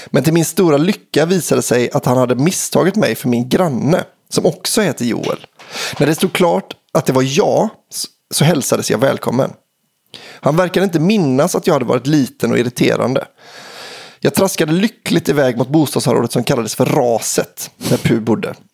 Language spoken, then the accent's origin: Swedish; Surte, Västra Götaland, Sweden; men mest av allt för att det är en historia som utspelar sig i min hemby, Surte.